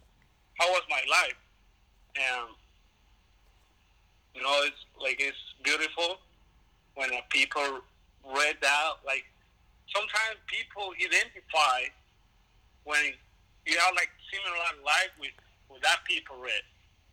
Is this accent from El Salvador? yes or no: yes; El Salvador; English is a second language; now in United States; I born here, then I move off to El Salvador when I was 5 years